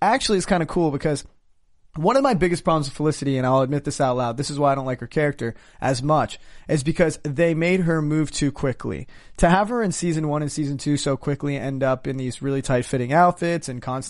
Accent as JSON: {"language": "English", "country": "India", "said": "I'm Indian. It's not like a... You know."}